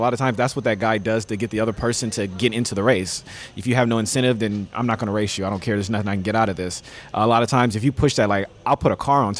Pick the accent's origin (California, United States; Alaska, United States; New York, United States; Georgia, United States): California, United States; Los Angeles; I'm from South Central Los Angeles.